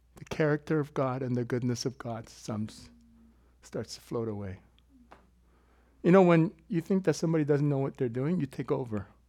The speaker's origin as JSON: {"language": "English", "country": "South Korea", "moved": "yes", "said": "my home country that's divided, my country's south. I'm not from the north"}